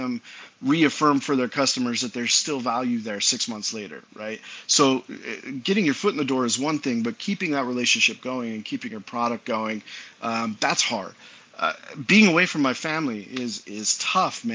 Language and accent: English; Utah, United States; I grew up in Utah.